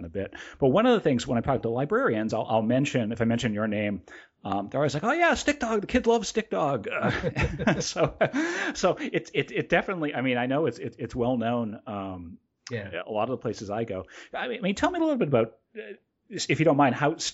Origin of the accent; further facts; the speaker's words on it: New England, United States; moved away as an adult; also born or lived in Miami; I'm from New England, so it's not like I grew up down that way